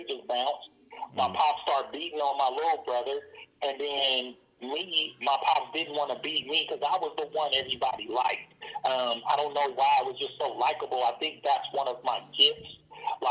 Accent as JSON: {"language": "English", "town": "Oakland", "region": "California", "country": "United States", "said": "where we grow up, our culture"}